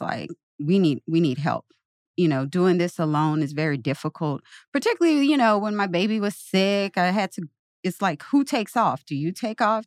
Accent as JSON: {"language": "English", "region": "Louisiana", "country": "United States", "also_born_or_lived": "New Orleans, Louisiana", "moved": "as an adult", "lives_now": "St. Louis, United States", "said": "I'm from Louisiana, New Orleans was about two hours from my hometown"}